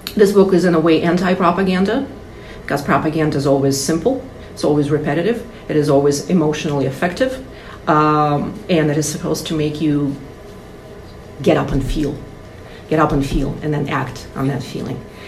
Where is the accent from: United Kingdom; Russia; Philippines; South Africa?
Russia; now in United States; I'm from russia